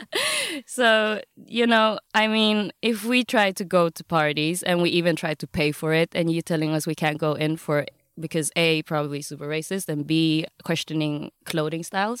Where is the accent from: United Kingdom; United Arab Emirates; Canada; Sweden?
Sweden; Gothenburg, Västra Götaland; also born or lived in Vietnam (ancestry); I'm born and raised, um, in Gothenburg, Sweden